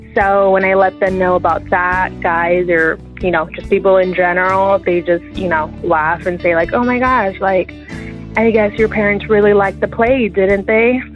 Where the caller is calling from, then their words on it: San Diego, California, United States; I'm calling from San Diego